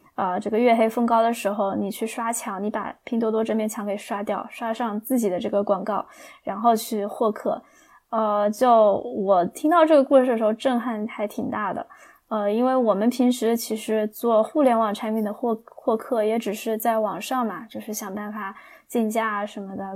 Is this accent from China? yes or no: yes; China; 我们中国人